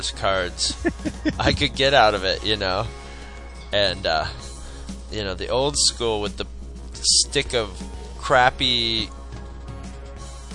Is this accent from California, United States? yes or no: no; Carthage, New York, United States; we grew up in Carthage, New York, which is a really tiny, you know, small town.